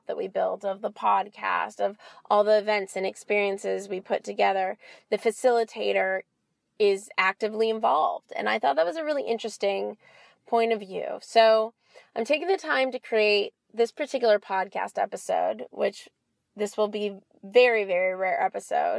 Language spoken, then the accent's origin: English; Los Angeles, California, United States; So I'm from LA. I'm born and raised LA. I grew up in Westwood, and I live in Los Angeles now.